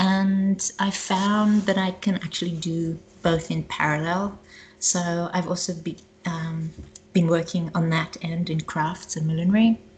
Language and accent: English; Israel; also born or lived in South Africa; now in United States; Personally, I was born in South Africa, grew up in Israel, traveled to England, came home, traveled to Australia, came home, traveled to America